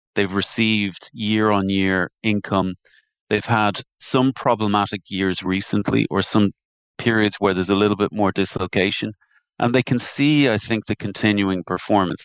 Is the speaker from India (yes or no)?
no; Dublin, Leinster, Ireland; accent: Irish; I grew up in, in Terranure in Dublin. I'm sure you can tell by my dulcet tones, my accent, that, uh, I'm an Irish man by birth.